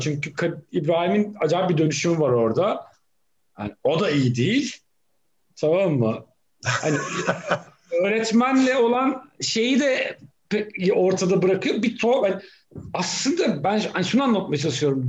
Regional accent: Black Sea Region, Turkey; Ben Karadeniz'de büyüdüm.

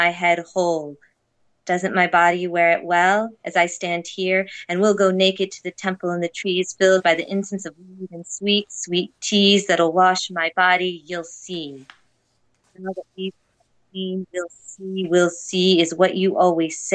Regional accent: United States; moved away as an adult; now in Toronto, Canada; I am an American living in Toronto in Toronto for the time being

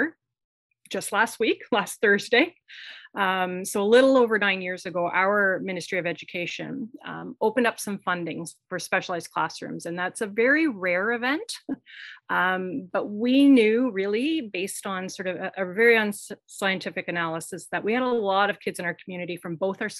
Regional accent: Kingston, Ontario, Canada; Queen's University. And Queen's is in my hometown

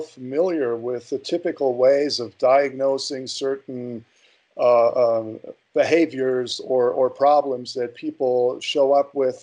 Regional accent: Berlin, Germany; moved away; I was born in West Berlin

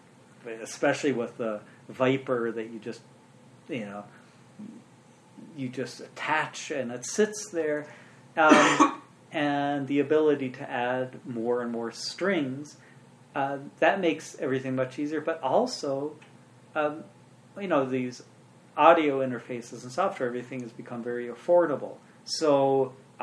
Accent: Urbana, Illinois, United States; I actually grew up in the town I live in. I was born and raised in Urbana, Illinois

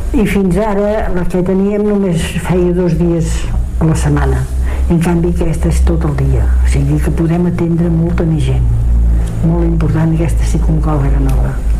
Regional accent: Osona, Catalonia, Spain; la comarca d'Osona és molt solidària, no n'hi ha gaires com la nostra

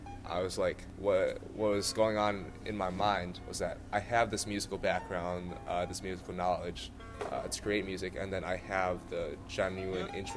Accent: Chicago suburbs, Illinois, United States; moved away as an adult; I'm from the Chicago suburbs, so I went back home for 3 weeks during the summer

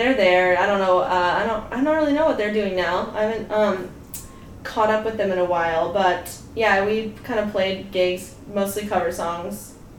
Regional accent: Green Bay, Wisconsin, United States; moved away; I'm from Green Bay, Wisconsin.

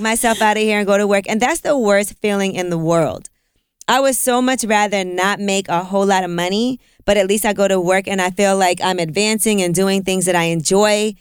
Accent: New York City, New York, United States; I grew up in Brooklyn

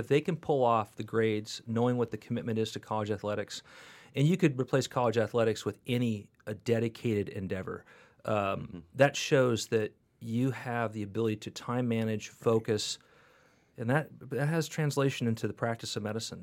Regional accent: California, United States; moved away; every California medical school rejected me, which was the beginning of my deprogrammation of as a Californian

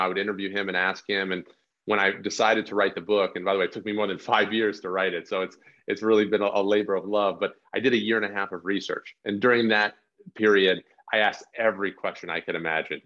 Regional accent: northern New Jersey, United States; my hometown in northern New Jersey

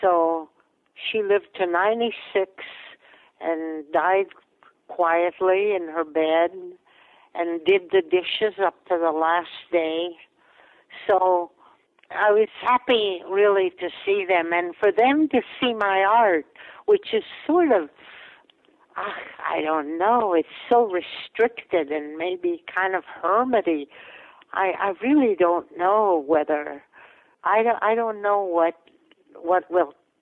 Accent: Latvia; first language Latvian; English is a second language; moved away; it was a place where I was born

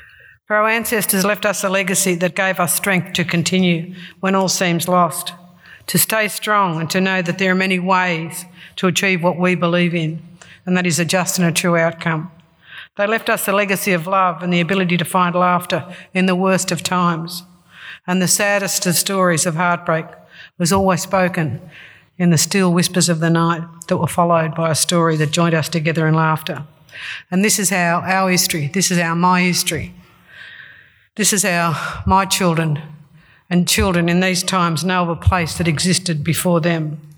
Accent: Cowra, New South Wales, Australia; I come from Erambi Aboriginal Reserve in Cowra, New South Wales, and I belong to the Clare River people.

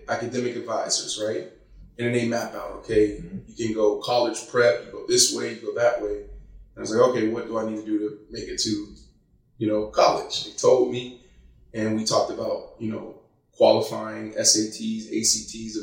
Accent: Pittsburgh, Pennsylvania, United States; I was born in Pittsburgh, Pennsylvania. Grew up in a town, East Liberty

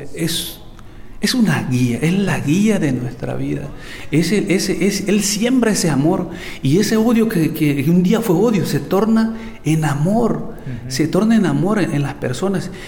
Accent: El Salvador; Yo nací en El Salvador, en una familia muy, muy fuerte

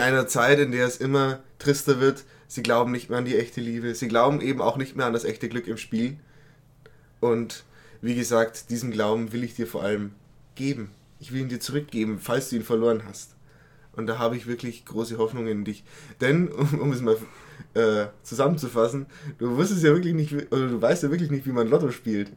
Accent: Berching, Bavaria, Germany; da wo ich herkomme aus Berching

